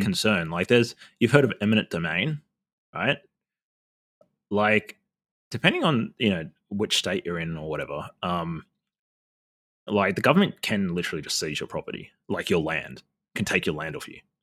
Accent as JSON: {"language": "English", "country": "Australia", "said": "I'm Indigenous Australian"}